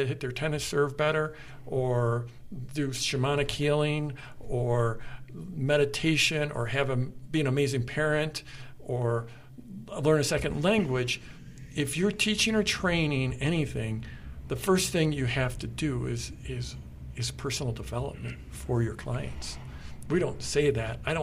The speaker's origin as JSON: {"language": "English", "town": "Durango", "region": "Colorado", "country": "United States", "said": "We're both from Durango, and being from Durango is an amazing gift"}